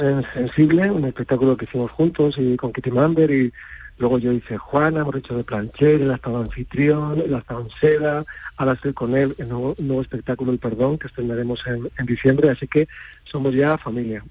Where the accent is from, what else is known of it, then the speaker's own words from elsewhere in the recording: Córdoba, Andalusia, Spain; yo soy cordobés